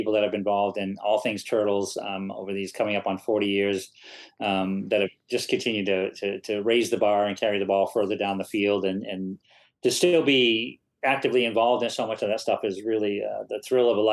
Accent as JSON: {"language": "English", "region": "Maine", "country": "United States", "said": "my home state of Maine"}